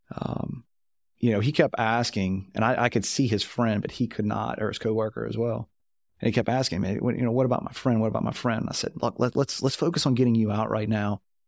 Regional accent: Louisiana, United States; I'm from Louisiana

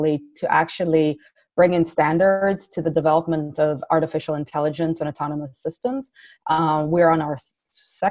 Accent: Israel; moved away as an adult; also born or lived in Canada / San Francisco Bay Area; now in San Francisco, United States; So I was born and raised in Israel, and I moved out of Israel in my early 20s to Canada

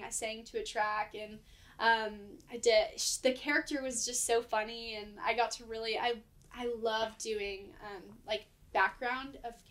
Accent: Atlanta, Georgia, United States; also born or lived in Florida; I'm from Atlanta. So I was born in Florida, but moved to Atlanta when I was like five.

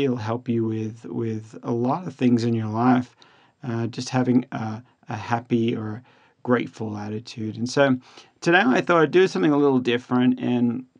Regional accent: Australia; now in United States; being an Australian

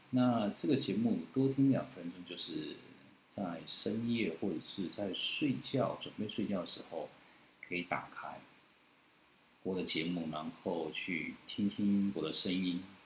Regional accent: Tainan, Taiwan; 我是台南人

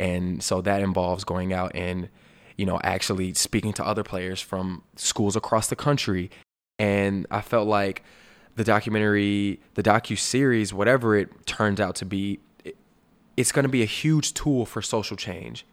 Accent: Alabama, United States; my hometown place of birth, Sweet Home, Alabama

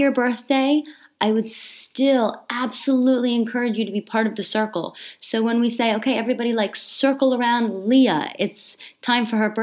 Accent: Australia; growing up in Australia, like there wasn't a lot of technology at the time.

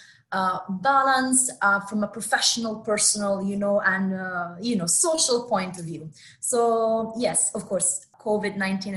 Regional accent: Italy; moved away as an adult; also born or lived in New York City; now in Dubai, United Arab Emirates; I come from Italy, from Italy itself as a country.

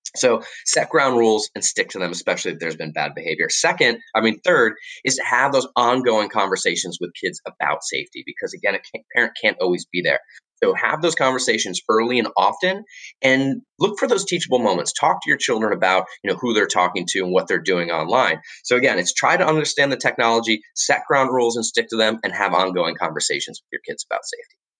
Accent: Florida, United States; moved away as an adult; also born or lived in Washington, D.C.; now I live back in my home state of Florida

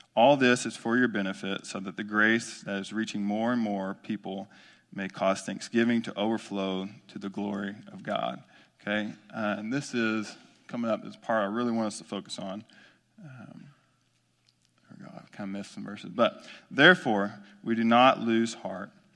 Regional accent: Omaha, Texas, United States; I grew up in Omaha, Texas, small East Texas town off of two fifty-nine

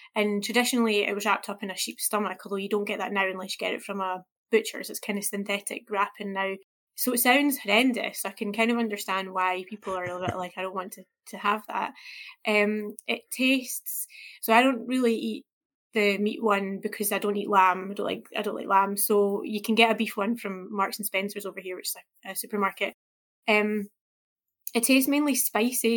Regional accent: Scotland, United Kingdom; me as a Scottish person

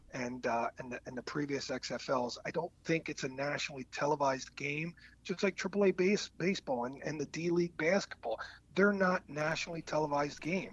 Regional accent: East Coast, United States; moved away as an adult; also born or lived in Green Bay, Wisconsin; I grew up on the East Coast

